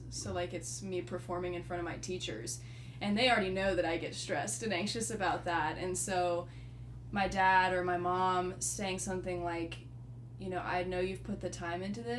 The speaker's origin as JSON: {"language": "English", "town": "Raleigh", "region": "North Carolina", "country": "United States", "said": "I'm from Raleigh, North Carolina."}